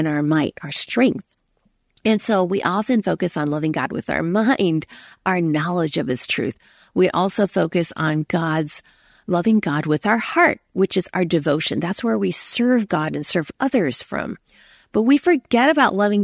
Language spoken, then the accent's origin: English; United States; also born or lived in Hong Kong; I was born in America